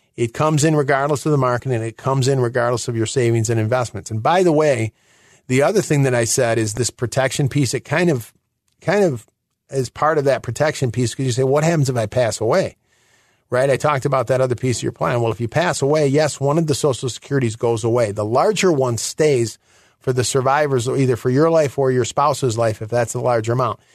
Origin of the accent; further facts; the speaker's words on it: near Detroit, Michigan, United States; moved away; I am originally from Michigan, near Detroit